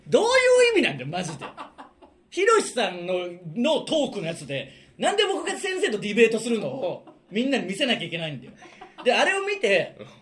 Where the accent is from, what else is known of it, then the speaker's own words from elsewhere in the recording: Okayama, Japan; 岡山出身